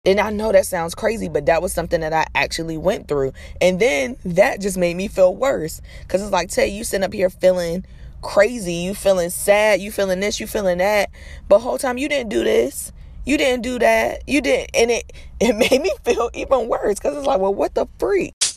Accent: Norfolk, Virginia, United States; I'm from Norfolk

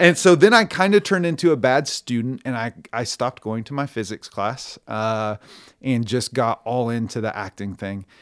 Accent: Stillwater, Oklahoma, United States; born and raised in Stillwater, Oklahoma

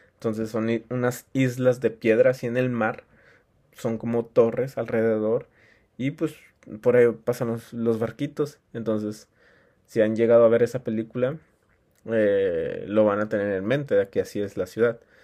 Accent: Mexico; en mi país

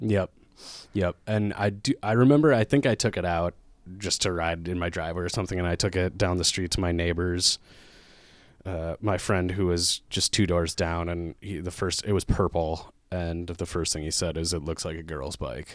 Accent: Lake Elmo, Minnesota, United States; now in Minneapolis, United States; I grew up in Lake Alamo, Minnesota, which is just about forty minutes outside the Twin Cities

